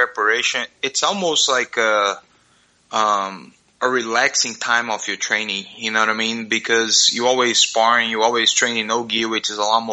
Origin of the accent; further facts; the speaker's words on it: Fortaleza, Ceará, Brazil; now in Columbia, United States; In Fortaleza, Brazil. It's a city in the northeast